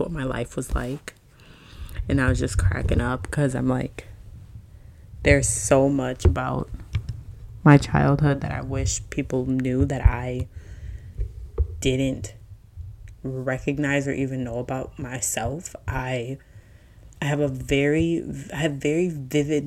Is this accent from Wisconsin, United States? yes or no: yes; Milwaukee, Wisconsin, United States; now in Atlanta, United States; I currently live in Atlanta, born and raised in Milwaukee